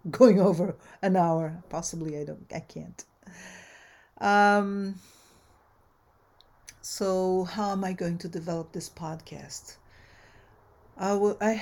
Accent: Brazil; also born or lived in United States; now in Southern California, United States; I am a Brazilian-American anthropologist. I've been in the United States since 1984. So I immigrated from Brazil originally

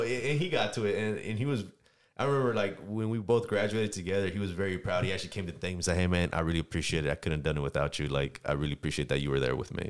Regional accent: San Diego, California, United States; I'm originally from San Diego, California

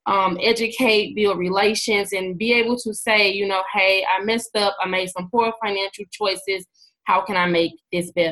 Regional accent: St. Louis, Missouri, United States; I'm from St. Louis, Missouri.

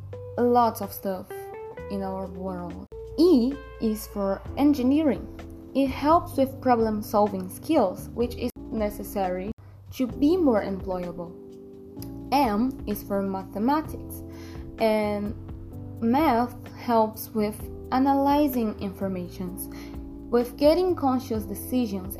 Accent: Brazil; I'm from Brazil, I'm 16 years old

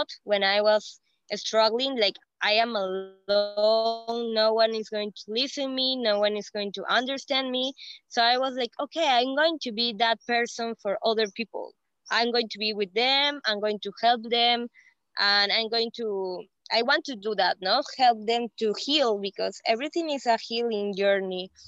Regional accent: Peru; English is a second language; I am from Peru.

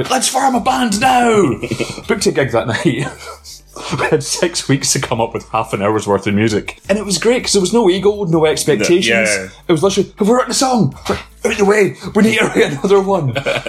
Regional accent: Lenzie, Scotland, United Kingdom; born or raised there; also born or lived in Rutherglen / Aberdour, Fife

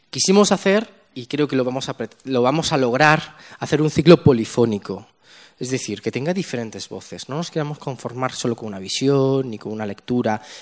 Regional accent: Spain; somos dos millones de musulmanes en España, de los cuales un millón de musulmanes eh, tenemos, somos españoles en el sentido pleno de la palabra.

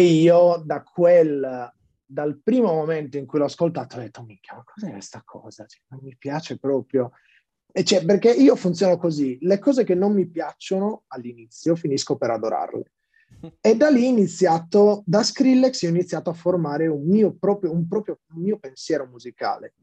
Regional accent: Sassari, Sardinia, Italy; sono nato a Sassari

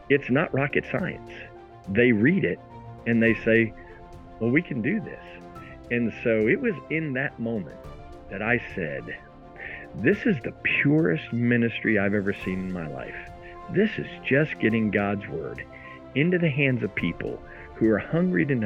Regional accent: New Jersey, United States; moved away as an adult; also born or lived in Philadelphia; grew up in South Jersey, graduated high school up there

